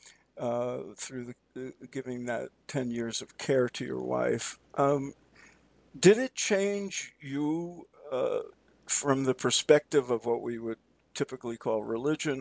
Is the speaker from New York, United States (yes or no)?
yes; New York City, New York, United States; growing up in New York City